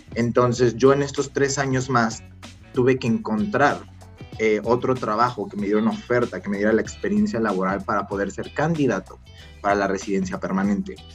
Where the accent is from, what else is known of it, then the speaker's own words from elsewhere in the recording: Mexico; moved away as an adult; now in Canada; yo me vine aquí a los 21 años, justo cumplí 21 años acá